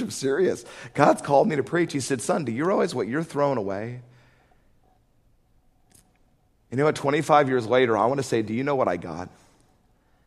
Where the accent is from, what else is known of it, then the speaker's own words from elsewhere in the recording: Atlanta, Georgia, United States; I remember when I was 10, growing up in Atlanta